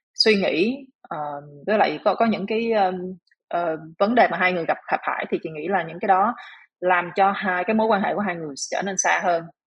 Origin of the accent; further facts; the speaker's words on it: Vietnam; moved away as an adult; now in Singapore; mình là người Việt Nam